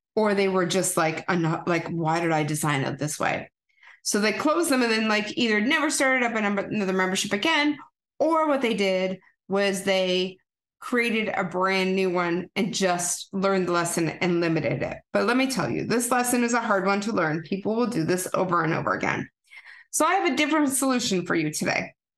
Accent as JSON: {"language": "English", "country": "Canada", "said": "I'm a Canadian girl"}